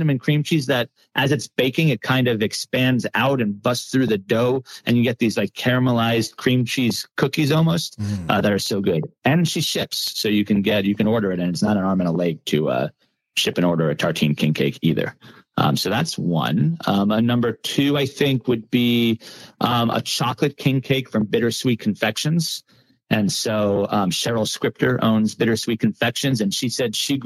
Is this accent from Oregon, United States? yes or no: no; Long Island, New York, United States; moved away as an adult; now in New Orleans, United States; I'm from Long Island originally